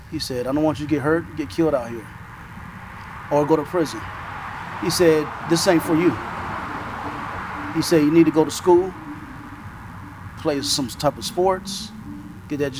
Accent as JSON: {"language": "English", "town": "Los Angeles", "region": "California", "country": "United States", "tie": "born or raised there", "said": "And um, and I grew up in South LA."}